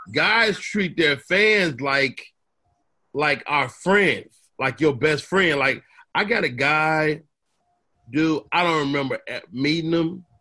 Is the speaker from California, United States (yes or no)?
no; Chicago, Illinois, United States; I'm from the South Side for real.